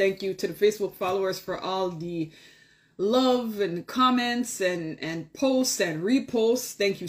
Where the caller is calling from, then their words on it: Toronto, Ontario, Canada; Toronto, Ontario, Canada. And it is Monday evening.